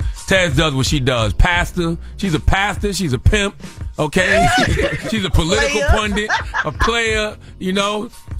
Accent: South Carolina, United States; Yeah, because I'm from South Carolina, so the DJ for Pure Pain was DJ B-Lord. And he was from South Carolina

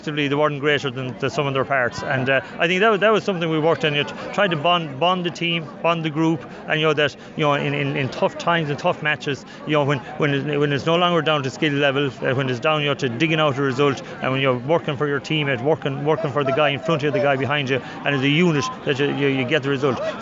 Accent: East Galway, Connacht, Ireland; now in Dublin, Ireland; I come from East Galway, where there's nothing in East Galway but hurling

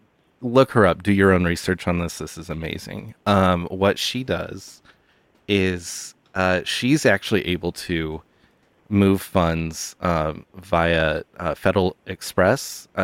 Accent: Punxsutawney, Pennsylvania, United States; I am from Punxsutawney, Pennsylvania

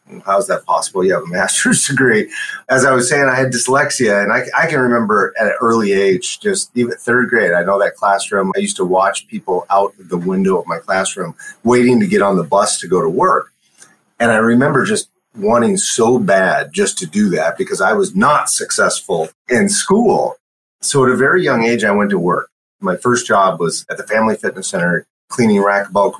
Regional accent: Shoreline, Washington, United States; also born or lived in Alaska / Michigan; I grew up in a suburb of Seattle, North Seattle Shoreline, actually. Born and raised there

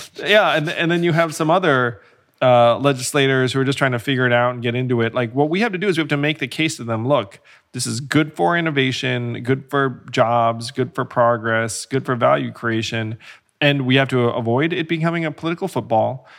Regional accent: United States; you learn things about this country growing up

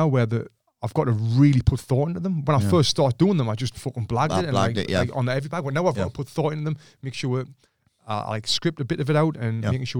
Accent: Sunderland, North East England, United Kingdom; moved away; also born or lived in United States; when I'm with people from Sunderland, I go back you've to that accent.

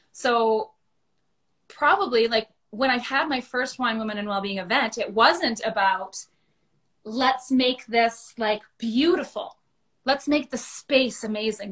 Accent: Thunder Bay, Ontario, Canada; moved away as an adult; I grew up in Thunder Bay

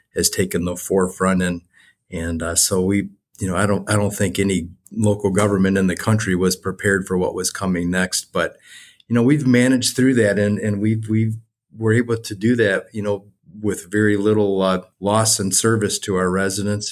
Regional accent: Westland, Michigan, United States; also born or lived in Wayne, Michigan; I grew up here in Westland

